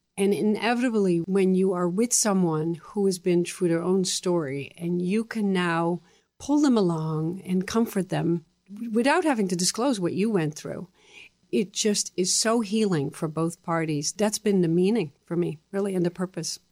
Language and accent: English; Netherlands; English is a second language; moved away as an adult; also born or lived in Texas, United States / Boston, United States; now in United States; I came from the Netherlands, and I had finished my high school